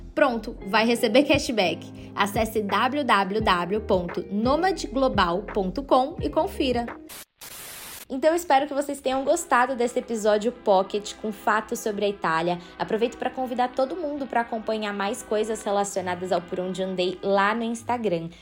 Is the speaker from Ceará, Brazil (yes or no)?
no; São Paulo, Brazil; eu sou de São Paulo